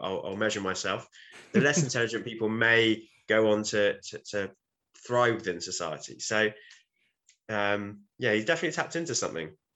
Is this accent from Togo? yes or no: no; United Kingdom; But we're British